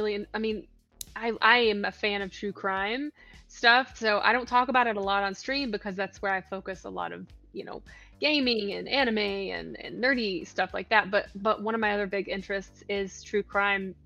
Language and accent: English; Virginia, United States; also born or lived in Tennessee; now in Georgia, United States; I'm from Virginia, like the very end of Virginia, kind of the tri-state area. So I lived in Tennessee. I lived in Tennessee as almost as long as I lived in Virginia